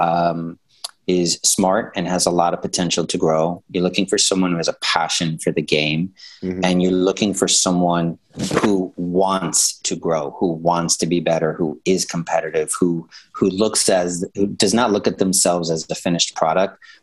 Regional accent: New York City, New York, United States; I'm from New York and Brooklyn and everything.

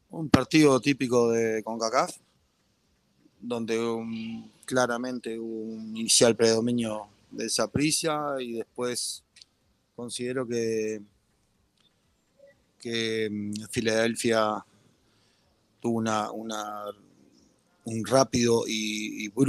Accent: Costa Rica; moved away; Yo me fui de Costa Rica en el 2011, no, no me siento con la autoridad para, para emitir un juicio grande de valor al respecto.

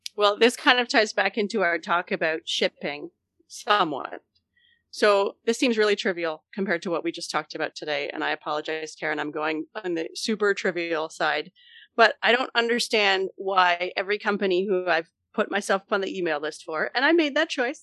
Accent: Canada; as the Canadian co-host

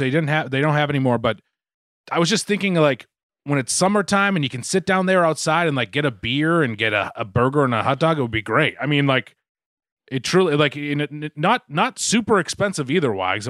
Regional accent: Boston, Massachusetts, United States; I was so afraid when I said our triple decker, like the one we grew up in Southie, and I accidentally said that, and they're just gonna fucking my Boston cred is gonna be fucking questioned like always, because I fucking said Southie instead of Dorchester.

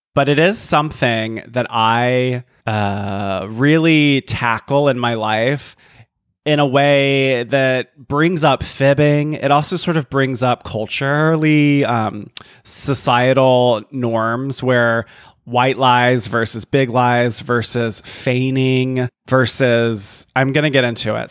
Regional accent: the South, United States; as a Southerner

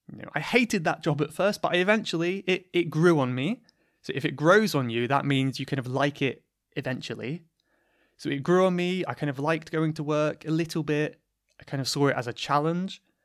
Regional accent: United Kingdom; accent: British; this is basically my natural British accent

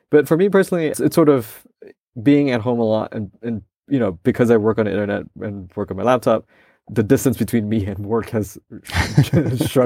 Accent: Malaysia; now in United States; I also am a minority in my home country.

